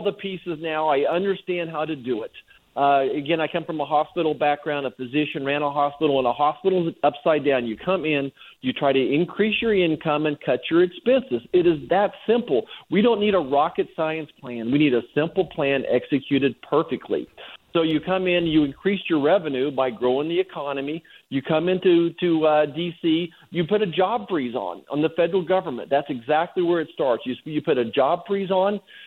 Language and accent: English; Kansas, United States; I'm from Kansas